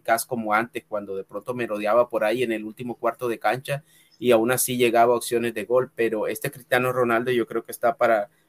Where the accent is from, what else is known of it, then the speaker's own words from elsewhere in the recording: Caribbean coast, Colombia; now in United States; Yo soy de la costa de Colombia. En la costa tenemos un acento. Bueno, yo en realidad eh, no, no, tengo el acento de, de, la costa de Colombia